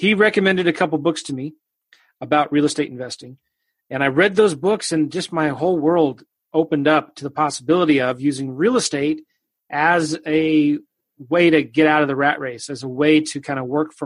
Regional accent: Southern California, United States; moved away as an adult; also born or lived in Iowa / Kansas City; I was raised in California, Southern California

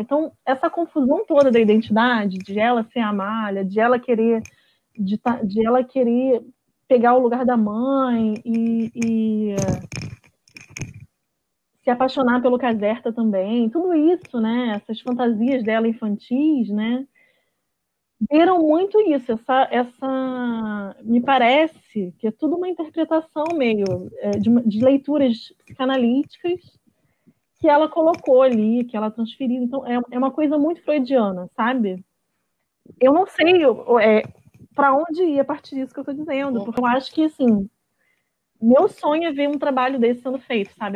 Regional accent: Rio de Janeiro, Brazil; eu sou de Bangu

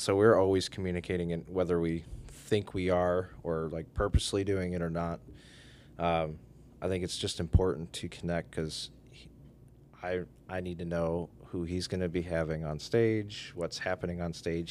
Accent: Oregon, Ohio, United States; I grew up in Oregon, Ohio. Born and raised

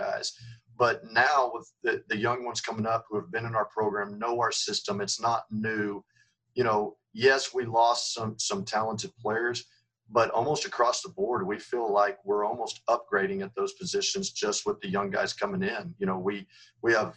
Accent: San Antonio, Texas, United States; now in Mesquite, United States; growing up in San Antonio

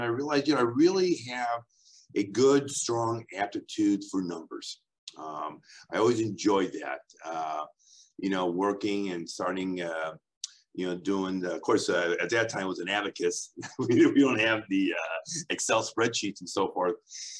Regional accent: Cleveland, Ohio, United States; now in Las Vegas, United States; I love Cleveland. It's Cleveland's who I am. It's my DNA. You know, Las Vegas, as you know, is home.

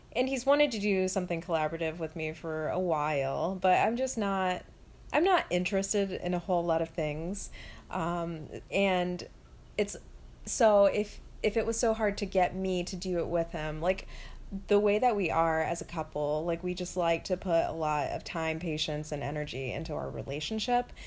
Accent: the South, United States; also born or lived in Orlando; now in Buffalo, United States; I'm from the South.

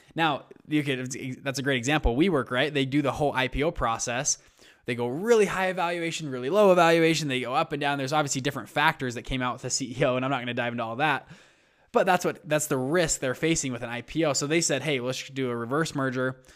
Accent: Utah, United States; I'm from Utah.

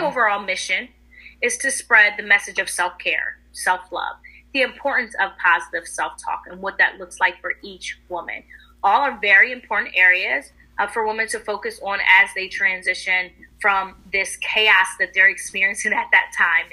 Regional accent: Philadelphia, Pennsylvania, United States; I'm from the Philadelphia area

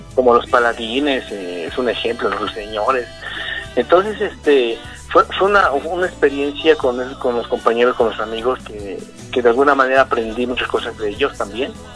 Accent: Mexico City, Mexico; soy originario de la alcaldía Iztapalapa, aquí en la Ciudad de México

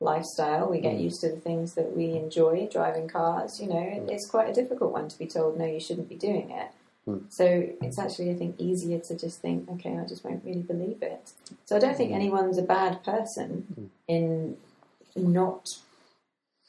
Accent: Gibraltar; moved away; I grew up in Gibraltar

